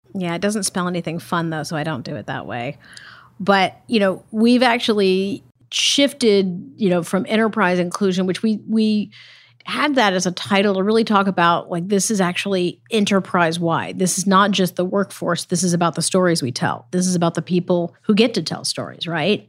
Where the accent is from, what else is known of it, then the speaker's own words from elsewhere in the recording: Texas, United States; now in Los Angeles, United States; my home state